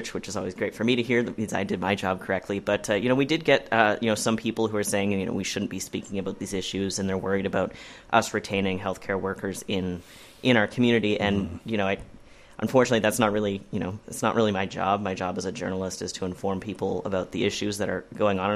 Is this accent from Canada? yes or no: yes; Terrace, British Columbia, Canada; growing up in the North, I'm from Terrace